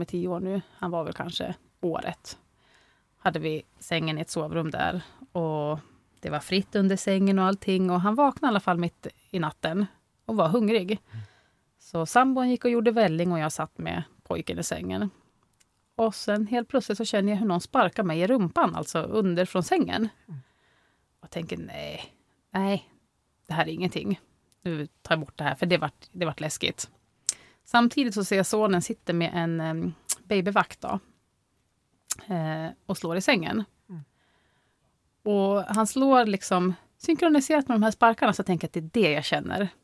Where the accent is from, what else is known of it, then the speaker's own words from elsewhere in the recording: Norrviken, Jämtland, Sweden; also born or lived in Östersund; vi är uppvuxna i Norrviken